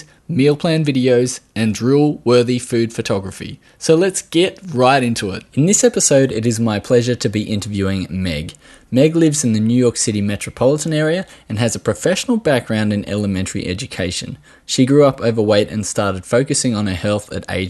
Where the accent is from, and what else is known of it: Australia